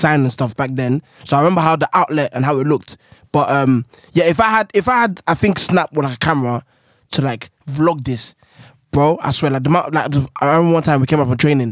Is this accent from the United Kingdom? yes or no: yes; London, United Kingdom; I'm from Woolwich Sides.